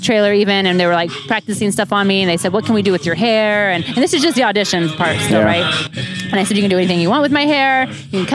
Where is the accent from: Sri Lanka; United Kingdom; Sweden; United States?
United States; Kansas City; I'm from Kansas City.